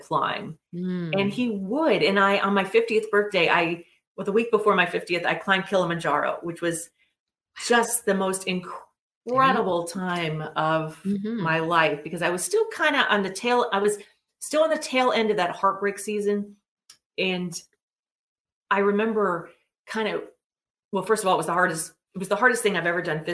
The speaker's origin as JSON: {"language": "English", "region": "West Virginia", "country": "United States", "said": "I'm from West Virginia"}